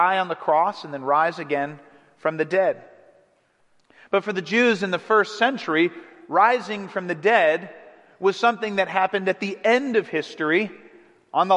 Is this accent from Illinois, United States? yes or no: no; Cleveland, Ohio, United States; growing up in Cleveland, I was watching LeBron James